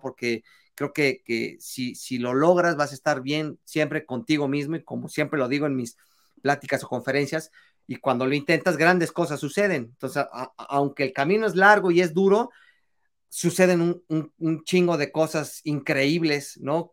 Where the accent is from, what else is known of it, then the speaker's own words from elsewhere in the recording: Mexico; es parte de nuestra esencia eh, de, de como, como mexicanos